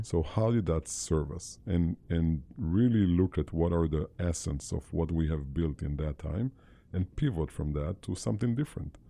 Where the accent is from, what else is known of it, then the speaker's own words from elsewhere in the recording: Israel; I, born and raised in Israel